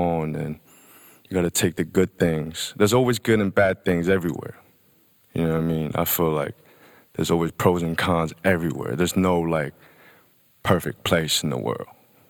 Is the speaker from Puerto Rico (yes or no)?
no; Hong Kong; also born or lived in United Kingdom / Shanghai; now in Los Angeles, United States; Yeah, I grew up in Hong Kong, you know what I mean? Most of my younger days, and then I moved to the UK. Was there for a while, and then I moved to Shanghai, and was there for a while. And now I'm in LA.